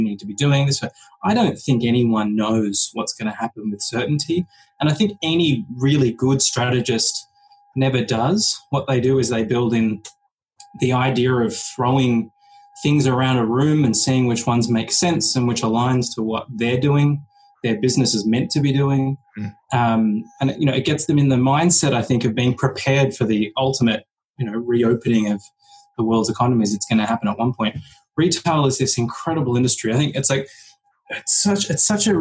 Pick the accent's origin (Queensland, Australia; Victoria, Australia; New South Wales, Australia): Victoria, Australia; Melbourne; accent: British; I come from Melbourne in Australia